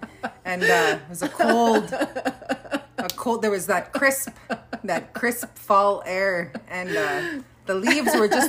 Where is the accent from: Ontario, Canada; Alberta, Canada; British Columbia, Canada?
Alberta, Canada; Kehewin Cree Nation; I'm from the Kihiwin Cree Nation right here in Treaty 6 territory. I'm a mother, I'm a social worker, and I'm also an assistant professor with McEwen University School of Social Work